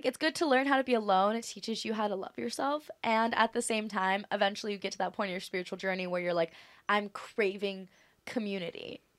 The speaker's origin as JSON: {"language": "English", "area": "Maui", "region": "Hawaii", "country": "United States", "tie": "born or raised there", "said": "I feel like Maui's my hometown."}